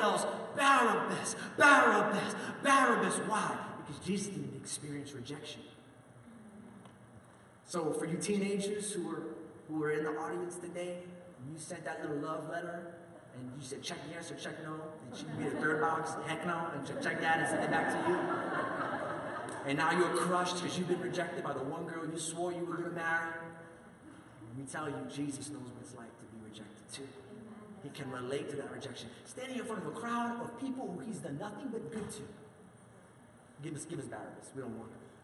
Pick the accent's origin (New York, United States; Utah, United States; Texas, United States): New York, United States; moved away; I grew up in New York